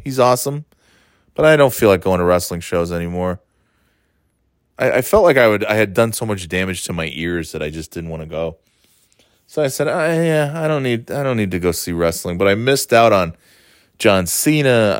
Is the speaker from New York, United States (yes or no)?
yes; upstate New York, United States; moved away as an adult; being from, uh, a much quieter place in upstate New York